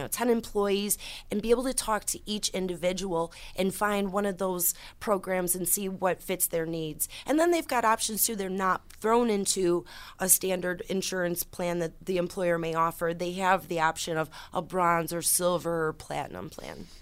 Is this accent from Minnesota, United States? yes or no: no; Orleans County, New York, United States; I started 13 years ago as a representative in my hometown county, in Orleans County, a very small rural area